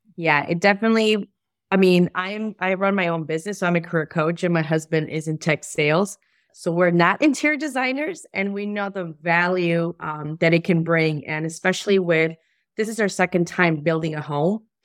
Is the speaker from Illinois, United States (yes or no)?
yes; Chicago, Illinois, United States; I'm from Chicago.